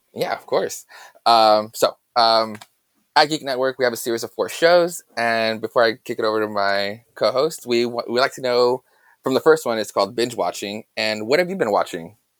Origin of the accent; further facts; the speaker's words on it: Yuma, Arizona, United States; originally, we're, we're both from Yuma, Arizona